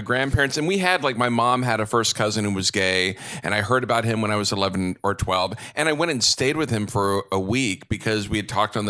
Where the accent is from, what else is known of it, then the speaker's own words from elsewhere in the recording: Texas, United States; I grew up in Texas.